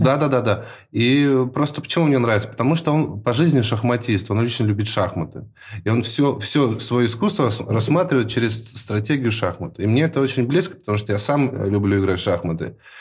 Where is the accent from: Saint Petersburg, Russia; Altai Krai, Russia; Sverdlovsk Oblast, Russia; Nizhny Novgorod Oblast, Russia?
Sverdlovsk Oblast, Russia; Yekaterinburg; moved away as an adult; now in Moscow, Russia; Я сам родом из Екатеринбурга